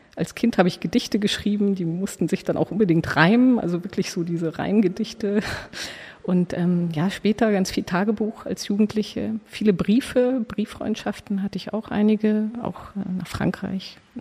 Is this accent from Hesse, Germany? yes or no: no; Munich, Bavaria, Germany; moved away as an adult; also born or lived in Belgium; now in Berlin, Germany; ich bin äh, geboren in München und auch aufgewachsen dort, zur Schule gegangen